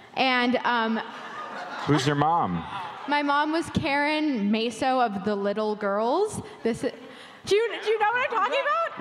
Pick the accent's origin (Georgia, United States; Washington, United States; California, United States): California, United States; Santa Monica; now in Portland, United States; I grew up in Santa Monica